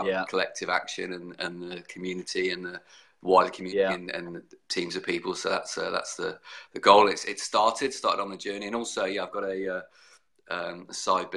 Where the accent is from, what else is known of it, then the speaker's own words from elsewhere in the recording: Brighton, South East England, United Kingdom; moved away as an adult; also born or lived in Southampton, United Kingdom; now in Brisbane, Australia; I was born in Brighton in the UK